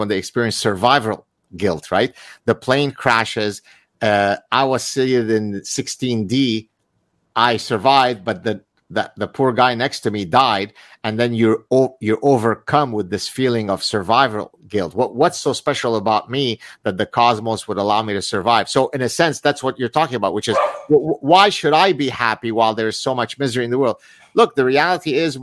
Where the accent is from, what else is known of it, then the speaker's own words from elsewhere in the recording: Lebanon; now in Montreal, Canada; I'm from Lebanon